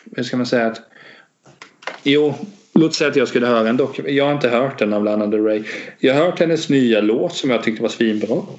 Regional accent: Hultsfred, Kalmar County, Sweden; also born or lived in Vetlanda; jag är uppväxt både i Hultsfred och Vetland

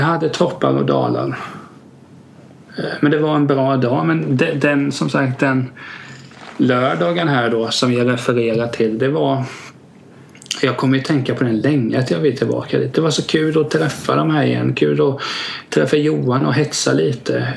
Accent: Vena, Kalmar County, Sweden; där jag växte upp i Vena

